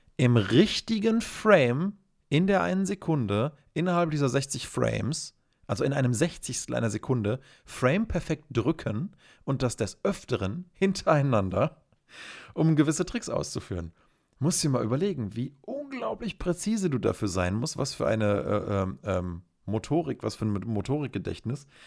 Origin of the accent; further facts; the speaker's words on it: Germany; bei uns in Deutschland